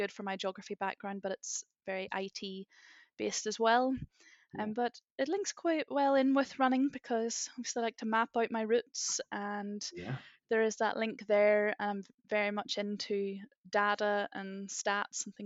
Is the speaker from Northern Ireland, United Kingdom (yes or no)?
yes; Northern Ireland, United Kingdom; moved away as an adult; also born or lived in St Andrews, Scotland; now in Dublin, Ireland; I'm actually in Dublin, but I am from Northern Ireland, as many people might pick out from the accent